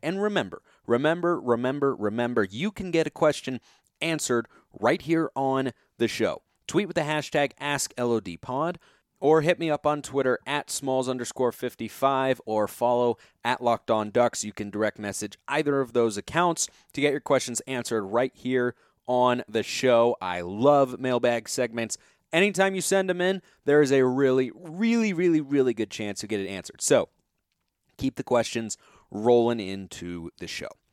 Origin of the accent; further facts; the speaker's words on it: Lake Oswego, Oregon, United States; moved away; my hometown, Lake Oswego Lakers